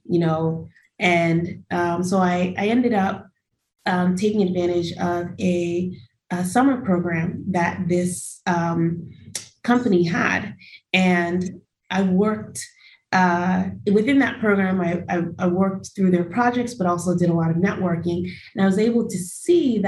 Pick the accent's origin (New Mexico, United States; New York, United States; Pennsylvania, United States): New York, United States; New York City; I was born in Brooklyn, New York